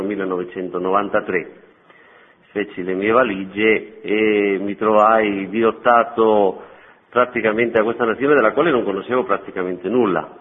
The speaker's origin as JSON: {"language": "Italian", "town": "Madrid", "region": "Community of Madrid", "country": "Spain", "tie": "born or raised there", "also_born_or_lived": "Albania", "second_language": "Italian", "moved": "as an adult", "lives_now": "Rome, Italy", "said": "sono spagnolo, nato a Madrid"}